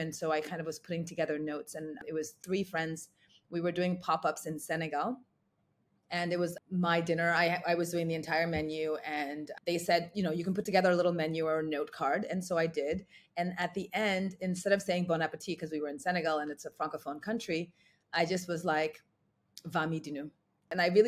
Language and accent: English; New York, United States; also born or lived in Ghana; I was born in Ghana and grew up in New York.